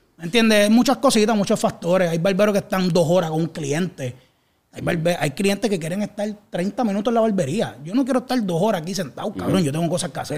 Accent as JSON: {"language": "Spanish", "town": "Cataño", "country": "Puerto Rico", "tie": "born or raised there", "also_born_or_lived": "Canóvanas", "said": "yo me crié en Cataño como tal. Yo soy de Canales, pero viví muchos años en Cataño también"}